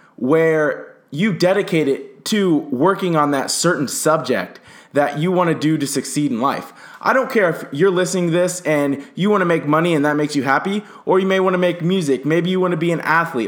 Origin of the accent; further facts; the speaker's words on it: Southern California, United States; now in Phoenix, United States; I'm from Southern California. I currently live in Phoenix, Arizona.